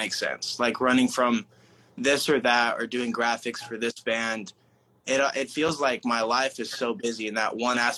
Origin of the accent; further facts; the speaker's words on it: Oklahoma, United States; I'm from Oklahoma originally, so middle of nowhere.